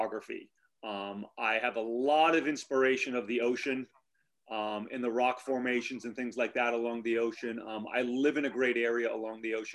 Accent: Cranston, Rhode Island, United States; also born or lived in Narragansett, Rhode Island; I was born and raised in Cranston, Rhode Island, and I've lived in Narragansett for well over 20 years now.

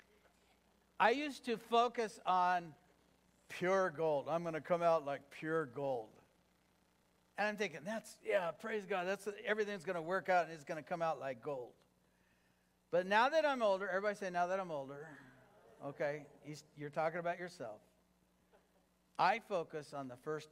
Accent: Fillmore, California, United States; also born or lived in Los Angeles, California / Lynwood, California / Norwalk, California / El Cajon, California; now in Hesperia, United States; I was born in Los Angeles. Raised in Fillmore, California

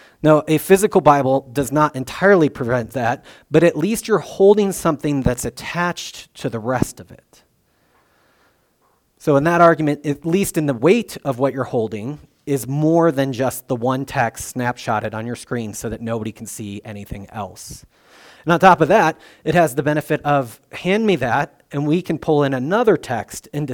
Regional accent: Illinois, United States; I'm from Illinois

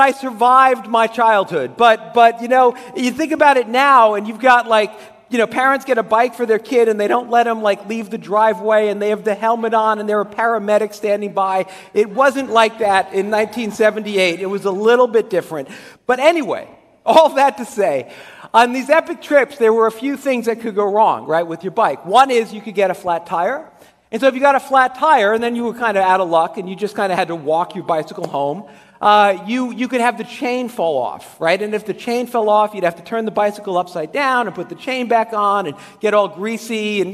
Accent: Dumont, New Jersey, United States; I grew up in Dumont, and I lived right on the border of Dumont and Haworth

